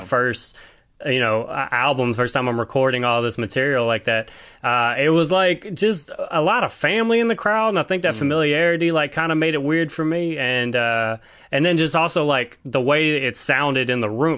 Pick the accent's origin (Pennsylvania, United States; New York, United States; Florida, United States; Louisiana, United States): Louisiana, United States; Baton Rouge; now in Seattle, United States; I'm from Baton Rouge, Louisiana